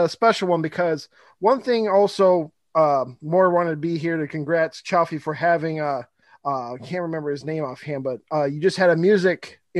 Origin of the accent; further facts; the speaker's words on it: Michigan, United States; I'm also from Michigan